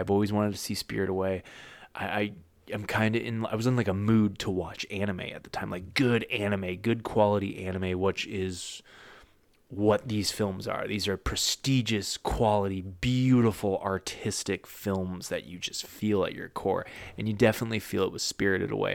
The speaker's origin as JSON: {"language": "English", "country": "United States", "lives_now": "Florida, United States", "said": "I'm an American living in Florida"}